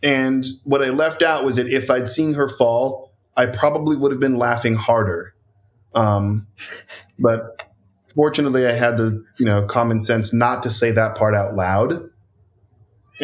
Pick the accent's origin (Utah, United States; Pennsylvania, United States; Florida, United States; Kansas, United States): Florida, United States; we grew up in Florida